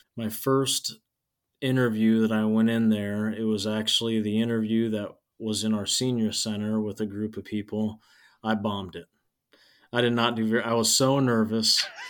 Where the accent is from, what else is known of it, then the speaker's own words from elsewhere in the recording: Nebraska, United States; accent: Midwest; now in Nevada, Iowa, United States; I'm from Nebraska and I'm a huge avid Nebraska fan